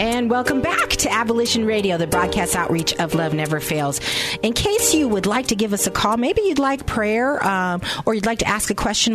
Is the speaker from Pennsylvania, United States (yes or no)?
yes; Reading, Pennsylvania, United States; I'm from Pennsylvania, Reading